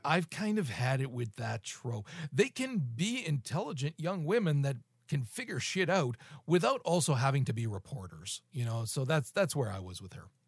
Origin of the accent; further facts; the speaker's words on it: Canada; I'm fucking Canadian